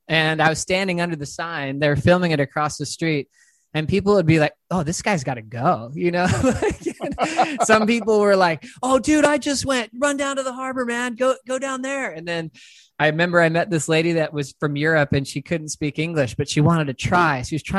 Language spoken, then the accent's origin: English; San Dimas, California, United States; born there; I moved around a lot. So I was born in a place called San Dimas, California.